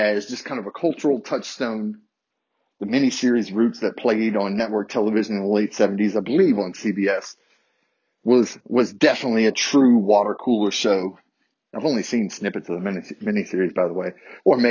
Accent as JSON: {"language": "English", "town": "Harrisonburg", "region": "Virginia", "country": "United States", "tie": "born or raised there", "said": "a middle class white boy growing up in a small city in the South. Shout out to my hometown of Harrisonburg"}